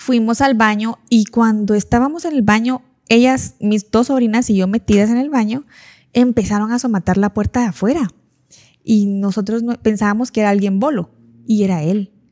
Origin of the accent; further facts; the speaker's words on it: Petén, Guatemala; Yo me vine de Petén hace como no sé cuántos años, 11, 12 años, y yo viví unas fiestas.